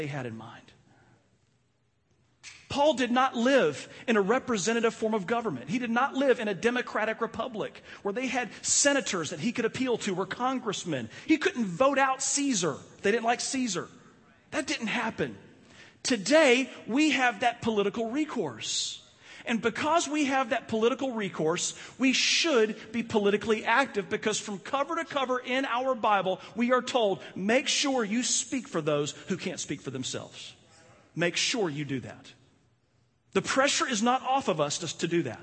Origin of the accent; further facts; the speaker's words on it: United States; being an American